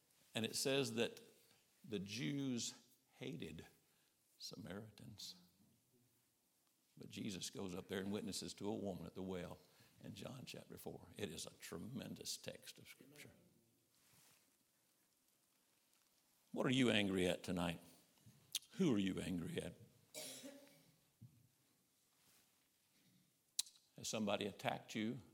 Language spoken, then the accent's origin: English; Summerville, South Carolina, United States; I grew up in Somerville, South Carolina, down around Charleston